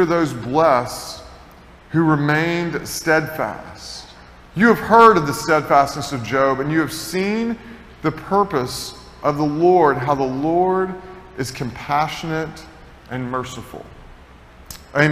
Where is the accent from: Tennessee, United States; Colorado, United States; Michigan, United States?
Tennessee, United States; moved away; I grew up in Tennessee